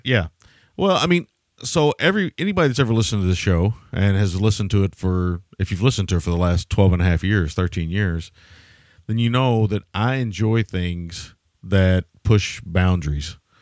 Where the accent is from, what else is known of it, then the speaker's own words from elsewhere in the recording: the South, United States; I grew up in the South